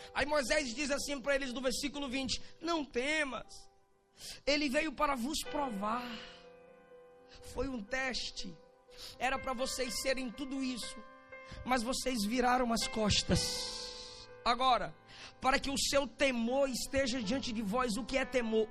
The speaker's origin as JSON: {"language": "Portuguese", "region": "Bahia", "country": "Brazil", "said": "eu sou baiano"}